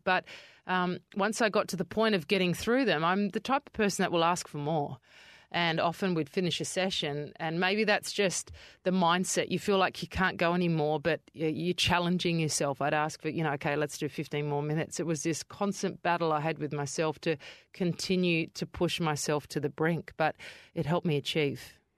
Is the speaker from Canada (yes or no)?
no; Adelaide, South Australia, Australia; now in Perth, Australia; I grew up in Kidman Park, which is towards Henley Beach Way of Adelaide